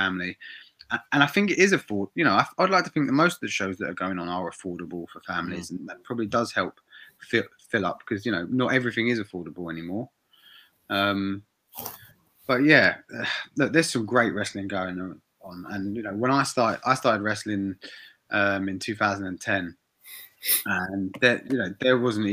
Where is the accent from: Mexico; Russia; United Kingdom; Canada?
United Kingdom; Bournemouth, South West England; I'm from Bournemouth. I was born there. My family lived there. My friends lived there.